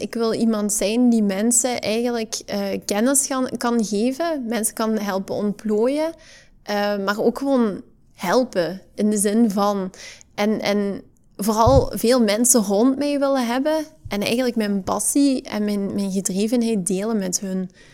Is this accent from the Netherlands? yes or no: no; Hasselt, Flanders, Belgium; geboren en getogen in Hasselt